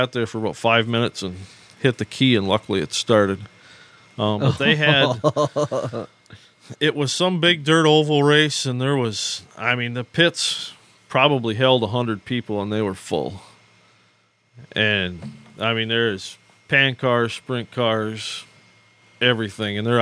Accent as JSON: {"language": "English", "town": "Pickford", "region": "Michigan", "country": "United States", "tie": "born or raised there", "also_born_or_lived": "Sault Ste. Marie, Michigan / Oklahoma", "said": "I was born in Sault Ste. Marie. Grew up in Pickford"}